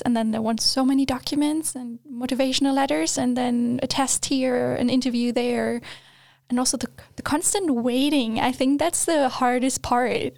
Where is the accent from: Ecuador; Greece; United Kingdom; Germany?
Germany; English is a second language; moved away as an adult; also born or lived in Australia; now in Sweden; I grew up in Germany. That's all I knew until the point I moved to Australia.